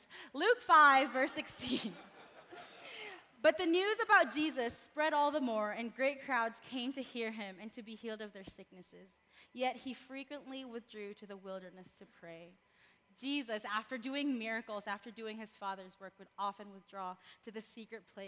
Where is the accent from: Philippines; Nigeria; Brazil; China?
Philippines; moved away; I was born and raised in the Philippines